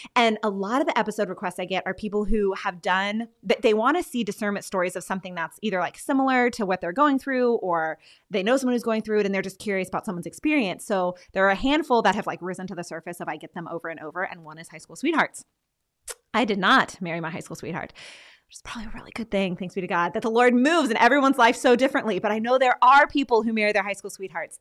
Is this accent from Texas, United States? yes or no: yes; Texas, United States; now in Pennsylvania, United States; I'm from Texas, and Franciscan was like across the country, and now I live in Pennsylvania